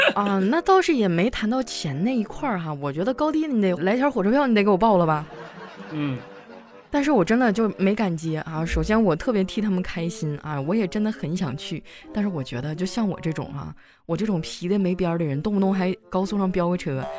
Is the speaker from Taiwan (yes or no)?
no; Northeast China, China; moved away; 就以前在我老家嘛，我是东北的，我跟小黑一个地区哈